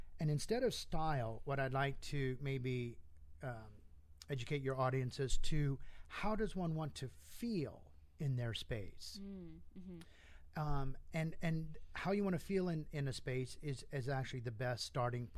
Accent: Indiana, United States; moved away as an adult; also born or lived in New York City / Europe; now in Las Vegas, United States; I was born and raised in Indiana

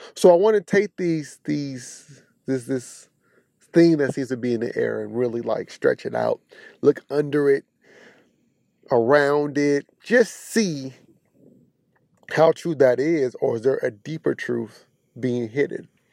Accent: Kansas City, Missouri, United States; But I'm from the Midwest, right off the Bible Belt, Missouri, Kansas City.

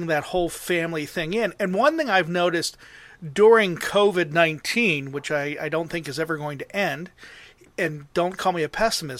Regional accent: Mars, Pennsylvania, United States; I grew up in Mars, which is only 15 minutes down the road from Wexford.

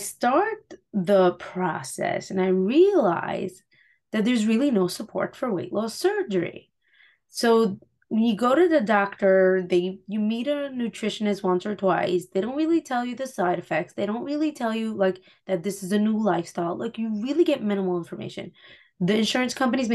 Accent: Muncie, Indiana, United States; I grew up in Muncie. I live in Muncie now after getting married, moving to the city, and then moving back.

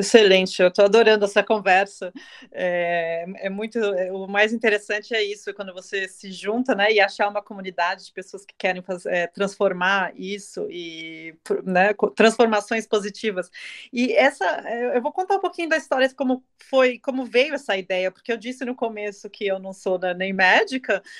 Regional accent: Brazil; now in Germany; eu, sendo brasileira, apesar de estou morando na Alemanha no momento

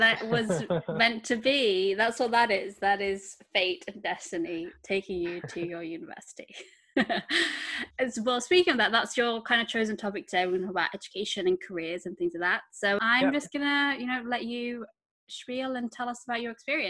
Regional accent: United Kingdom; I'm a British Indian. Being brown and growing up in the UK has brought its challenges.

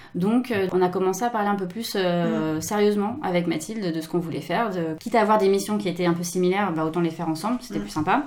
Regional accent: France; moved away as an adult; now in Japan; en tant que Française

